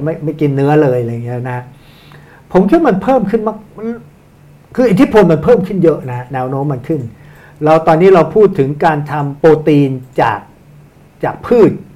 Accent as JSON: {"language": "Thai", "country": "Thailand", "tie": "born or raised there", "said": "หน้าตาอย่างผมจะเกิดเมืองไทยไม่ไม่ได้มาจากเมืองจีนนะบังเอิญหน้าเป็นคนจีนนะ"}